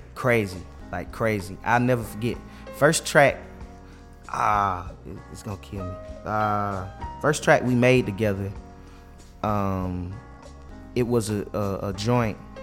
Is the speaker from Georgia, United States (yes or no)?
yes; Carrollton, Georgia, United States; I am from Carrollton, Georgia